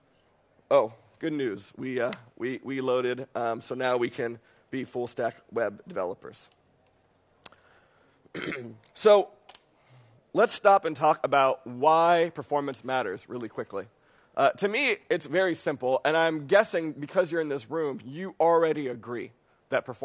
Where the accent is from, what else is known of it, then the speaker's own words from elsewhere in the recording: New York City, New York, United States; I'm from New York City.